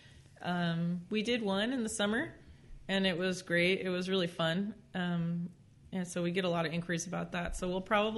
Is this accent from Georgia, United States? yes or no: no; Norwalk, California, United States; also born or lived in Orange County, California; now in Whittier, United States; I grew up in Norwalk.